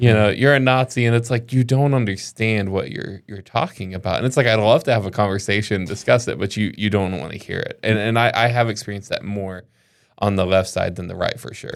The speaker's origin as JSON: {"language": "English", "region": "the South", "country": "United States", "tie": "born or raised there", "said": "I grew up in the South"}